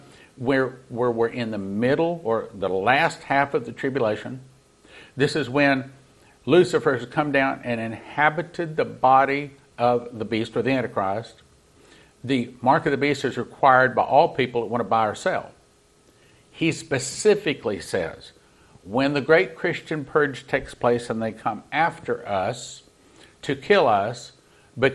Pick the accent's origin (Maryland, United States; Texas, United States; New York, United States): Texas, United States; being a Texan